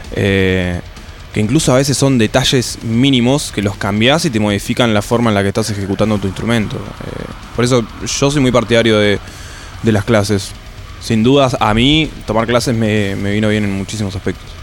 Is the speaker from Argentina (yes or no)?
yes; Neuquén, Argentina; De Neuquén, soy de Neuquén Capital.